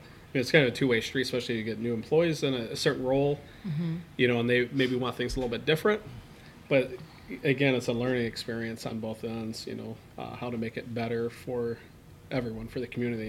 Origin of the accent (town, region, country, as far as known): Battle Creek, Michigan, United States; born or raised there